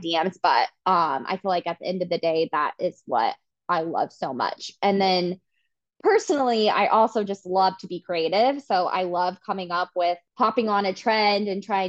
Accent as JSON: {"language": "English", "town": "Wichita", "region": "Kansas", "country": "United States", "tie": "born or raised there", "also_born_or_lived": "Manhattan, Kansas", "moved": "as an adult", "lives_now": "Kansas City, United States", "said": "I grew up in Wichita"}